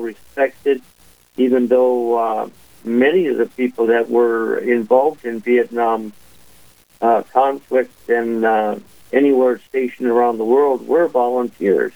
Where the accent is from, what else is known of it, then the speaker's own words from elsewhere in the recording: Harvey, North Dakota, United States; moved away as an adult; also born or lived in Dickinson, North Dakota / Grafton, North Dakota; now in Thief River Falls, United States; wound up graduating out of Harvey High School